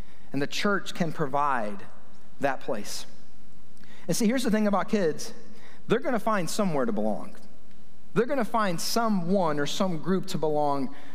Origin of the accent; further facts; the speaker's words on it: Kennesaw, Georgia, United States; 30 years ago, growing up in Kennesaw